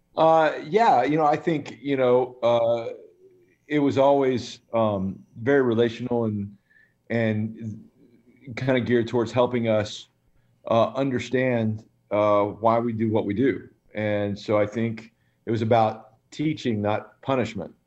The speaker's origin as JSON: {"language": "English", "town": "Birmingham", "region": "Alabama", "country": "United States", "tie": "born or raised there", "said": "We were raised in Birmingham, Alabama"}